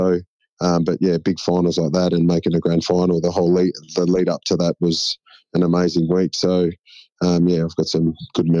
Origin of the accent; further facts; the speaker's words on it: Shepparton, Victoria, Australia; When I grew up in Shep